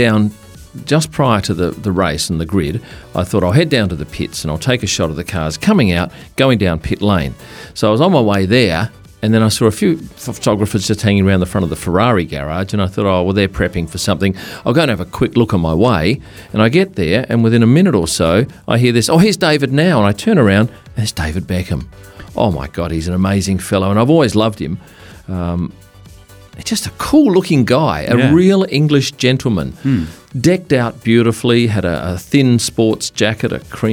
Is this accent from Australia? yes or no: yes; Perth, Western Australia, Australia; I come from Perth, which is a windy city